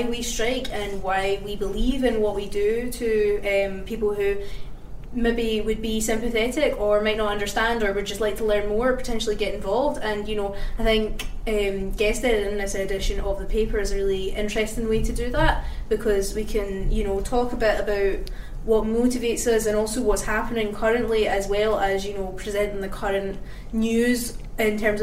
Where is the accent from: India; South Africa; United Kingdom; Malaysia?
United Kingdom; Glasgow, Scotland; I am 15 and I am also from Glasgow